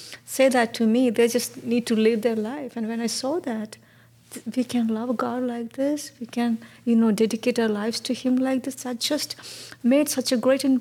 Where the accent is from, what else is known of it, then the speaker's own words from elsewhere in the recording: India; moved away; I was born and brought up in India